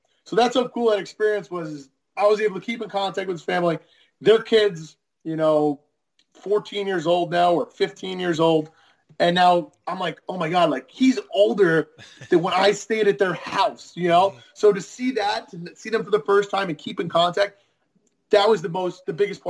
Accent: Kings Park, New York, United States; moved away as an adult; We're people from New York, Long Island.

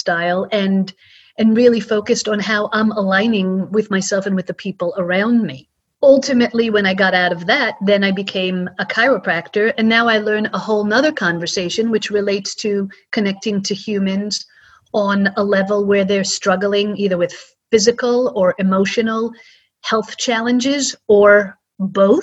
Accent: Israel; also born or lived in United States; When I was 6 years old, we moved from the States to Israel

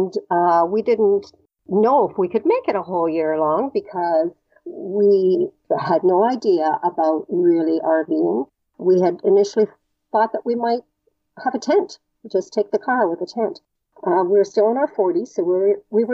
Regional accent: Canada; we're Canadian

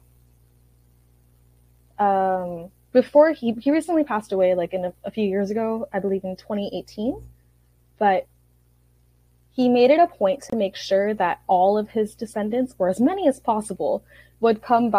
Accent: Oahu, Hawaii, United States; I was born and raised on Oahu, Hawaii.

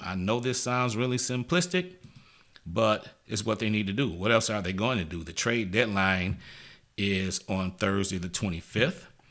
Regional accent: Michigan, United States; moved away; I'm originally from Michigan

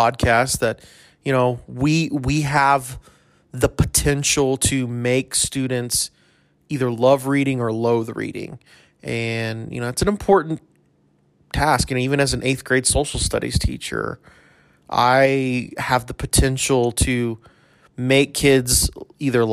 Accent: El Paso, Texas, United States; I'm from El Paso

